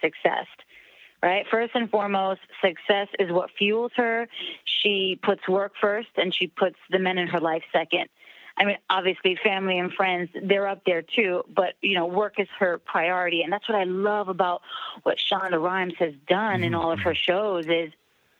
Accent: New York City, New York, United States; moved away as an adult; now in Los Angeles, United States; I'm a girl from the Bronx, you know, I came out to LA 7 years ago

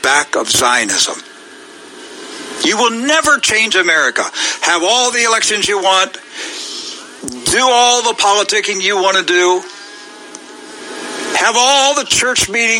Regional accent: Hagerstown, Maryland, United States; my hometown where I grew up, Hagerstown, Maryland

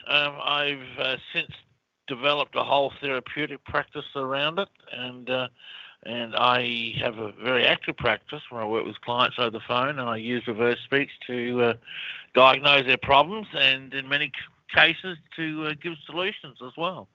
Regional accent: Australia; moved away as an adult; also born or lived in United States; Australia, which is obviously where I'm from, but as you can tell by my accent.

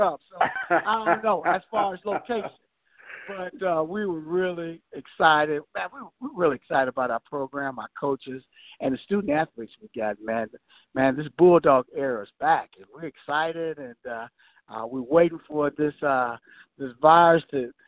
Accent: Prairie View, Texas, United States; my hometown where I grew up

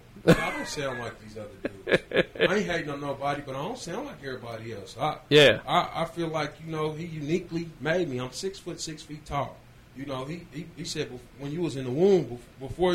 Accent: Wichita, Kansas, United States; I'm from Wichita, Kansas, man. I'm 28 years old. Born and raised in Wichita.

